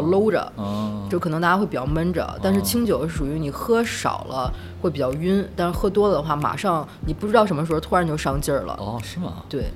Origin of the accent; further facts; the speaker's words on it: Beijing, China; moved away as an adult; now in Nanjing, China; 我是北京人，是来南京四年了。之前是做广告